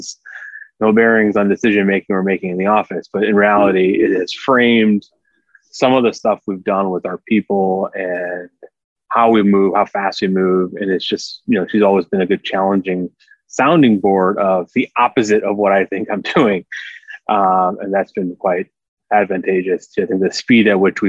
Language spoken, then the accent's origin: English; Chicago, Illinois, United States; I'm also born and bred in Chicago, live in the city. This is my town